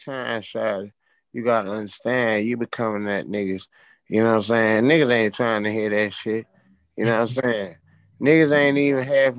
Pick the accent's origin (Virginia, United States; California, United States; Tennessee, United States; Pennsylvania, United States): Virginia, United States; Richmond; I'm from Richmond.